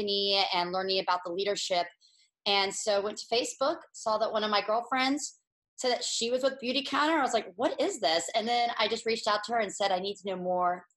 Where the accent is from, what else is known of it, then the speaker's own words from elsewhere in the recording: Florida, United States; moved away as an adult; also born or lived in Philadelphia, Pennsylvania / San Diego, California; now in Encinitas, United States; I am originally from Florida